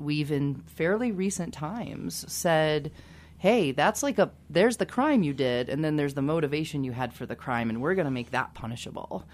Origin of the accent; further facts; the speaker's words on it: Kansas, United States; I grew up in Kansas